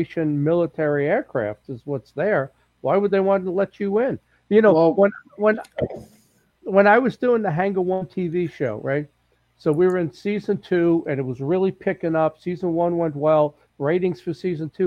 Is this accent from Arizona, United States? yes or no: no; New York City, New York, United States; I grew up in New York City. I'm street smart.